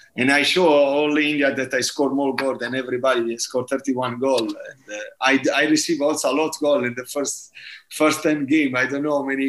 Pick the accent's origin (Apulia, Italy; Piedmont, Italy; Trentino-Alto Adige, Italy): Apulia, Italy; Bari; English is a second language; moved away; I'm from Bari